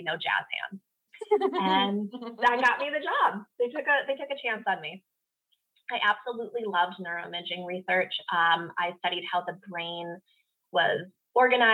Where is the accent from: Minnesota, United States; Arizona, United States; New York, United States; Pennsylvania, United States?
Minnesota, United States; now in Carlsbad, United States; I grew up in Minnesota